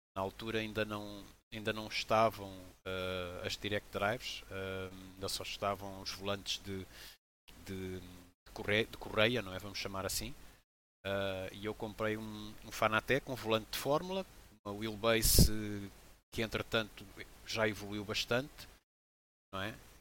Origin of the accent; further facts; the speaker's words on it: Portugal; also born or lived in Benguela, Angola; now in Lagoa, Portugal; eu nasci em Benguela, em Angola, e vim bem, bem jovem para Portugal, com 7 anos de idade